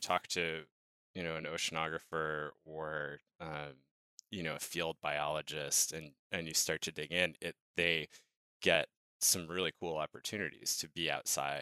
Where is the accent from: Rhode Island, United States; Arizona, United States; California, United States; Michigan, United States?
Rhode Island, United States; moved away as an adult; also born or lived in Virginia; I'm an oceanographer, and I grew up in Rhode Island.